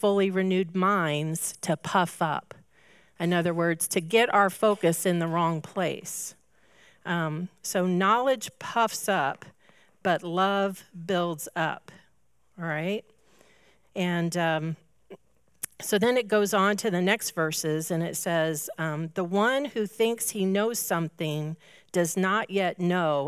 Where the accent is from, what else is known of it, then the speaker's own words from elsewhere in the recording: Indianapolis, Indiana, United States; I grew up in Indianapolis, so I'm an IndyCar race, 500 race lover. You just have to be when you grow up in Indy